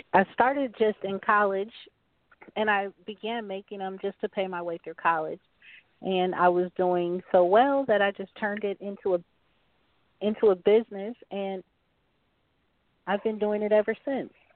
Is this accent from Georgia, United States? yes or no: yes; Atlanta, Georgia, United States; moved away as an adult; also born or lived in Wichita, Kansas; now in Kansas, United States; I'm from Wichita, Kansas, but I grew up in Atlanta, Georgia